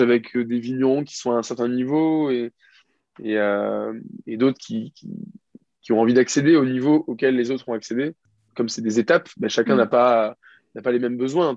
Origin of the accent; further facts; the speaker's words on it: France; je suis français